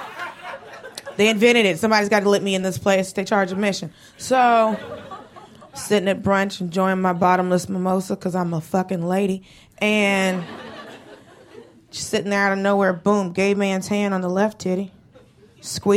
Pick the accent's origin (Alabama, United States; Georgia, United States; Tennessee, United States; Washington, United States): Georgia, United States; Atlanta; moved away as an adult; also born or lived in Los Angeles; grew up in Atlanta and lived